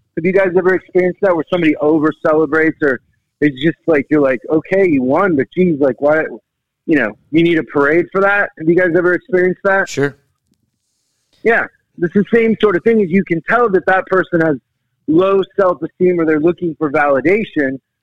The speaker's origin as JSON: {"language": "English", "town": "Seattle", "region": "Washington", "country": "United States", "said": "I'm from Seattle"}